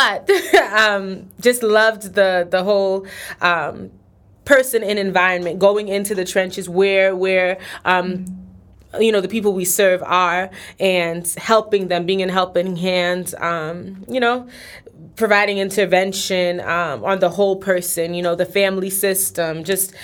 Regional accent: New York, United States; moved away; I'm originally from New York. When I moved down here, it was my first year, in school

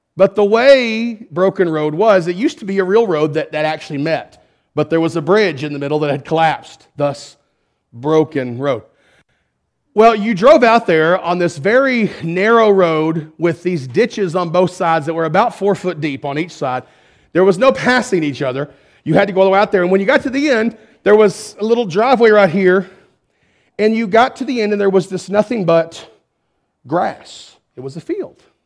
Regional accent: Perrin, Texas, United States; I'm from Perrin

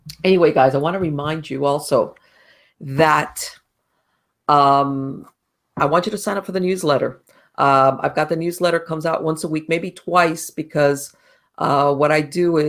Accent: Miami, Florida, United States; moved away as an adult; now in North Florida, United States; I was born and raised in Miami, and I moved up to North Florida like a year ago

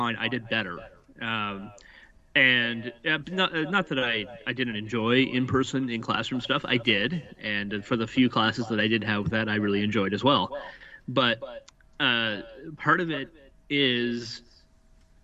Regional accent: Nova Scotia, Canada; also born or lived in New Brunswick; now in Ontario, Canada; I'm originally from Nova Scotia, moved from New Brunswick, lived in New Brunswick for the last 17 years, and now I'm in Ontario.

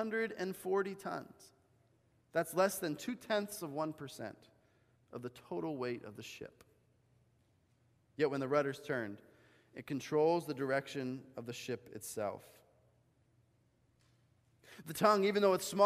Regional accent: Bolivia; moved away; growing up in Bolivia, right, my mom had actually gotten us horseback riding lessons

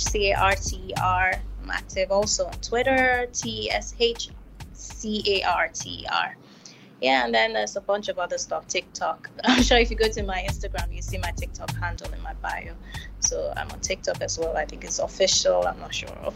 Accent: Kaduna, Kaduna State, Nigeria; also born or lived in Delta State, Nigeria; now in Lagos, Nigeria; I grew up in Kaduna, literally lived like a lot of my life, my young childhood in Kaduna before moving to Lagos.

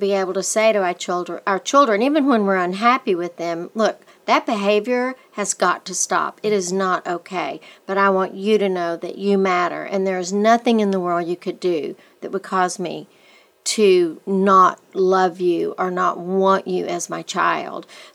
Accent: West Texas, United States; growing up in West Texas, little boys were told, shake it off, shake it off.

